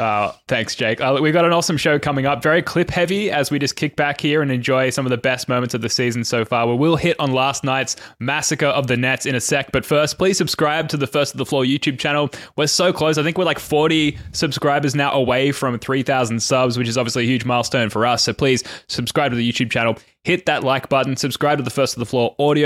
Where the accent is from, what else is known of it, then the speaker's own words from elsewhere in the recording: Australia; as a fellow Aussie